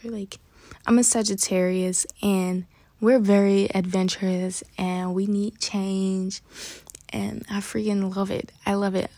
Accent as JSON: {"language": "English", "town": "New York City", "region": "New York", "country": "United States", "said": "I'm from Bronx, New York, and we talk fast"}